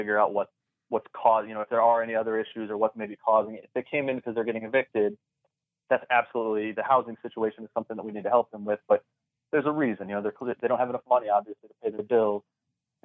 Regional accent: South Florida, United States; I was already here in South Florida

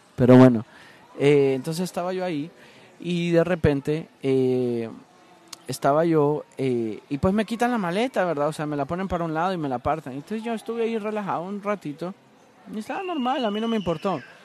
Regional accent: Honduras; moved away as an adult; now in Miami, United States; ser hondureño

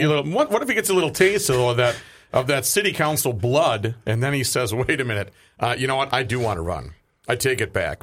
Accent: Saint Paul, Minnesota, United States; now in South Saint Paul, United States; growing up in Saint Paul

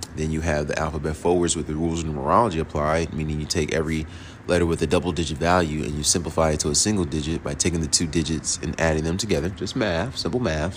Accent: New York City, New York, United States; also born or lived in Queens, New York / Jonesboro, Georgia; now in College Park, United States; I was born in the Bronx, you know what I'm saying? Then lived in Queens. Then we moved here to Jonesboro

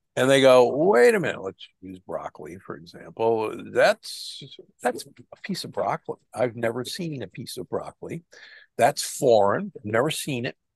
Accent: Omaha, Nebraska, United States; I was raised in Omaha, Nebraska

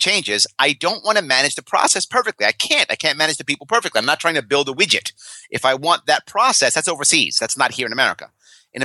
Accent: New York City, New York, United States; when I was a kid, I grew up in New York City

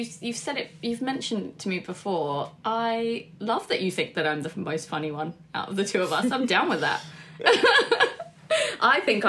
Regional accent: London, United Kingdom; also born or lived in United States; Together we grew up in Wembley, but I was born in the States, so there's a big age gap between us. So I was sort of 0 to 8 in a completely different place, and then we moved back to England, and then we lived in Wembley, fairly lovely detached house with both our parents.

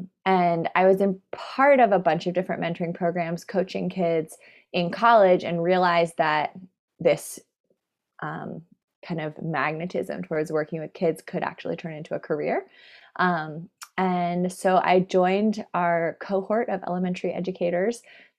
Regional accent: San Francisco, California, United States; also born or lived in New York / Boston / Colorado; now in Eugene, United States; I've lived in New York and Boston, Colorado. I grew up in San Francisco.

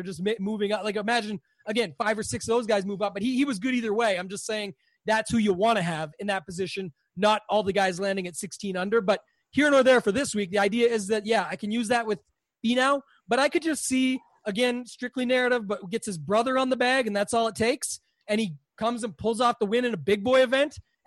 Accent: Canada; as a Canadian

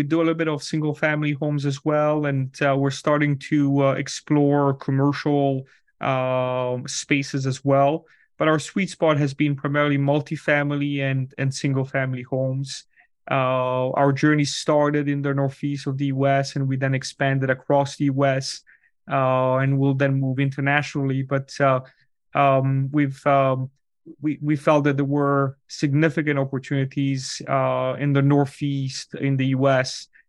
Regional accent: Switzerland; moved away as an adult; now in United States; I'm originally from Switzerland, where these topics are actually very topical. And when I moved to the US about 15 years ago, I was looking for a residence for my family.

